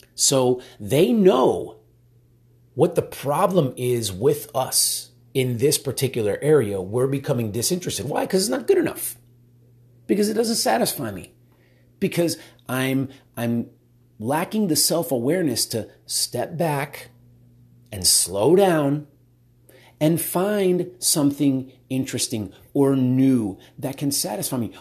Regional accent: Miami, Florida, United States; now in Texas, United States; I'm from Miami originally, and so, uh, moved out to Texas, live in Texas now

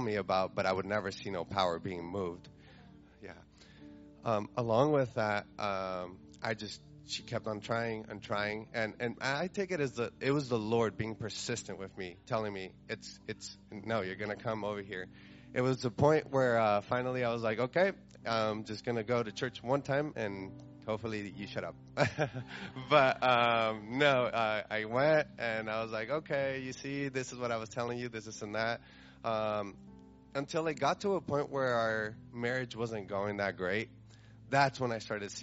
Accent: Carbondale, Colorado, United States; I'm from Carbondale, Colorado.

